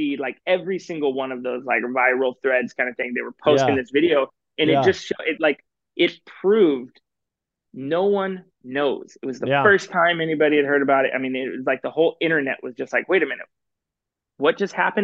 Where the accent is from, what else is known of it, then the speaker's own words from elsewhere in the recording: Portland, Oregon, United States; I grew up in Portland, Oregon